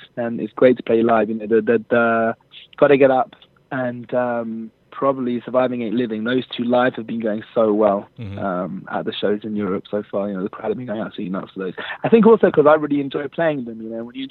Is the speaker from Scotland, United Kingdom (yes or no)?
no; London, United Kingdom; moved away as an adult; now in Jerusalem, Israel; I was brought up in London, and born literally less than 1 minute's walk away from the River Thames